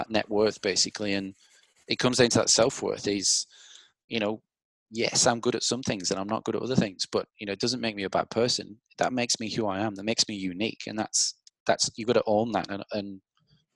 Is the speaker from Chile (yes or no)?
no; England, United Kingdom; now in Australia; I'm English